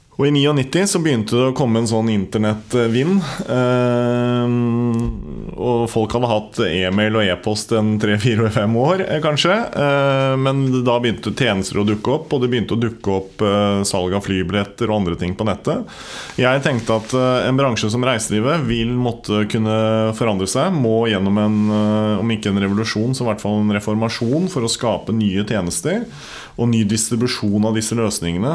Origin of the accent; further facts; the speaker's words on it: Nykirke, Vestfold, Norway; now in Horten, Norway; Jeg kommer egentlig fra Nykirke.